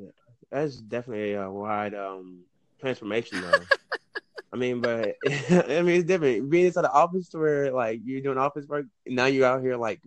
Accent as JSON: {"language": "English", "region": "Texas", "country": "United States", "said": "I'm from Texas."}